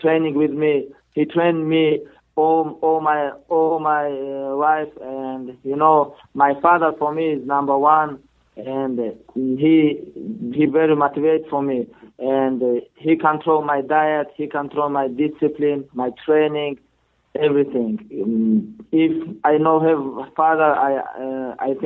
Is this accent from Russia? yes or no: yes; Dagestan, Russia; English is a second language; moved away as an adult; I am born Dagestan. I am from Dagestan